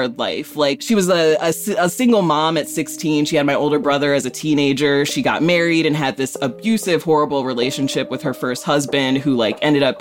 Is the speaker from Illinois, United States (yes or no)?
yes; Rockford, Illinois, United States; I grew up in Rockford, Illinois, Northern Illinois